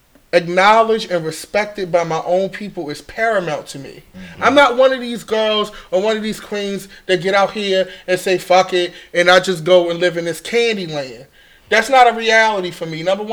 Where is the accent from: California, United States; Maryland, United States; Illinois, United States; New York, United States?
Maryland, United States; Baltimore; I'm from West Baltimore Park Heights. Okay? Gerson. I'm from real Baltimore. I'm from old Baltimore.